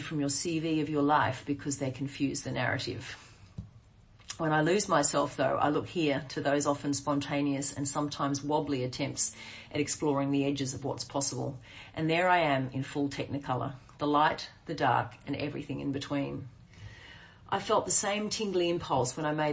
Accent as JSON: {"language": "English", "region": "Queensland", "country": "Australia", "tie": "born or raised there", "moved": "as an adult", "said": "back in my hometown, 25 years after I left"}